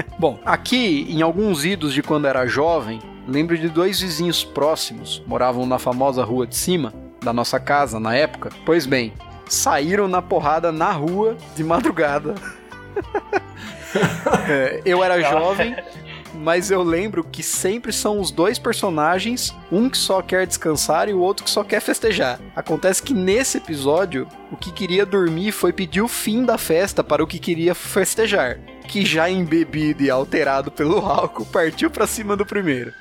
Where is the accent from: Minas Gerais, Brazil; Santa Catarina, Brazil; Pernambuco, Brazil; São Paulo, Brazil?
São Paulo, Brazil; pra gente que é de São Paulo